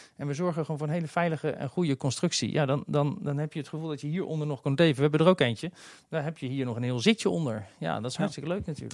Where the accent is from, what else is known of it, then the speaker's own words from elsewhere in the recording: The Hague, South Holland, Netherlands; moved away as an adult; now in Kaatsheuvel, Netherlands; Ik kom origineel uit Den Haag en mijn eerste baantjes waren op ze strandtenten in Scheveningen